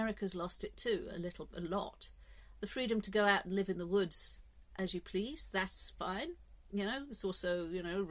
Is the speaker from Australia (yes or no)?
no; England, United Kingdom; I'm English